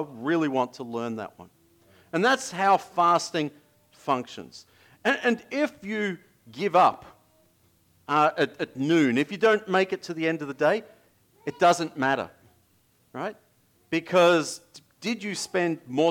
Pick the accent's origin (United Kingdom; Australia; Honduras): Australia; moved away; as an Australian